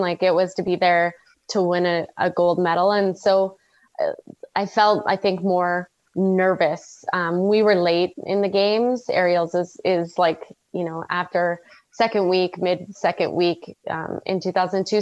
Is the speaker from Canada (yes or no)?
yes; Red Deer, Alberta, Canada; I grew up in Red Deer, which is like dead smack in the middle of bowl.